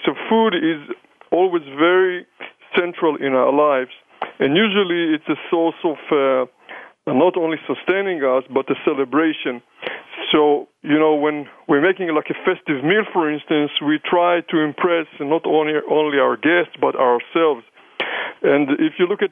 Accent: Israel; accent: combination of German and English and Hebrew and maybe Yiddish; moved away; I'm coming from Israel, people always wonder, you know, about my accent, where is this funny accent is coming. So it's a combination of German and English and Hebrew and maybe Yiddish

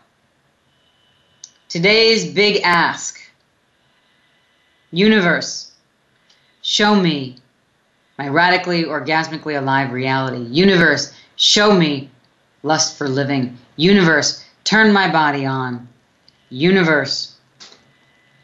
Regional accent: New York City, New York, United States; when I grew up in Brooklyn, New York, when I was young, we used to run in the summers under like the fire hydrants

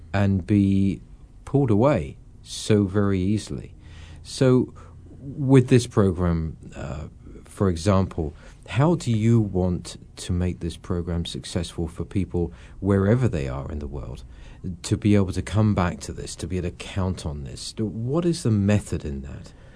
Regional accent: England, United Kingdom; I'm obviously an Englishman

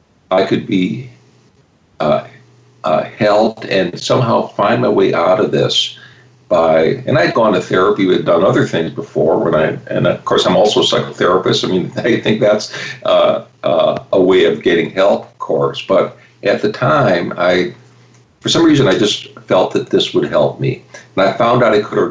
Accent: Chicago, Illinois, United States; I grew up in Chicago

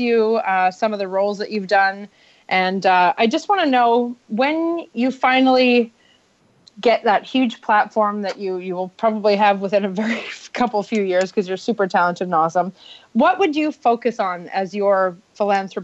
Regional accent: Canada; also born or lived in Los Angeles, United States; as a Canadian, I don't see it as much as I did when I was living in the States

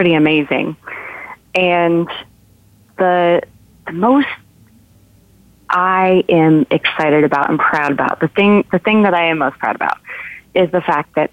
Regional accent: Seattle, Washington, United States; moved away as an adult; now in Nashville, United States; I picked up and moved from my hometown of Seattle to Nashville to pursue my dream of becoming a singer-songwriter. I did that in 2011

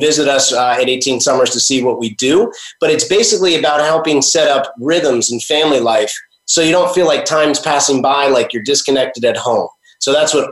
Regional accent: New Jersey, United States; now in St. Augustine, United States; I grew up right up near you in North Jersey

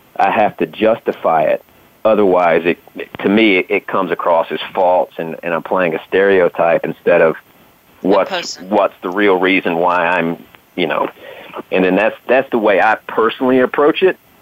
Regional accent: the South, United States; I grew up in the South

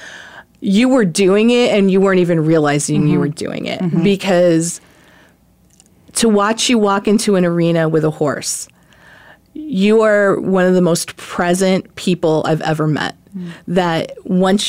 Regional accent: New Jersey, United States; I was a city girl. I grew up in New Jersey

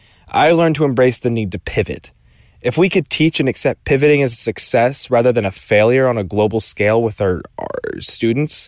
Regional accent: Southern California, United States; I'm from Southern California

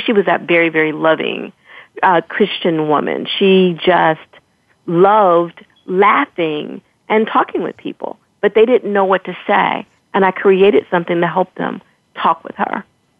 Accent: Chicago, Illinois, United States; moved away; We're from Chicago originally

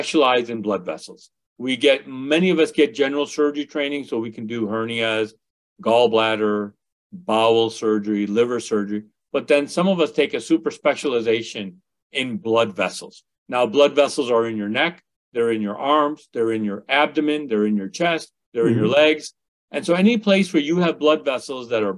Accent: Westchester, Illinois, United States; also born or lived in India; We grew up in the western suburbs of Chicago.

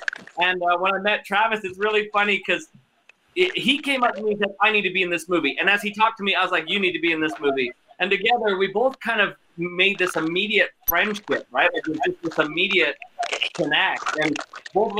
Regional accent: Calgary, Alberta, Canada; the University of Calgary, my hometown

